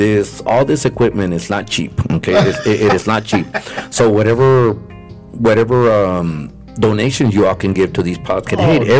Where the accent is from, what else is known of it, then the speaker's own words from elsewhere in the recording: Donna, Texas, United States; now in Pharr, United States; because now I live in Far. I'm not from Donna anymore.